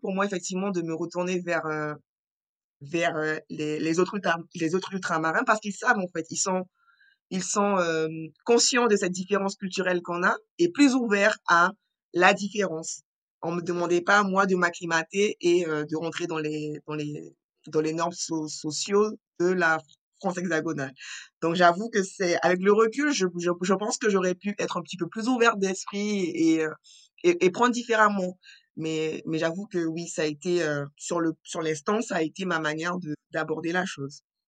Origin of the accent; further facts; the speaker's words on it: French Guiana; je suis originaire de la Guyane française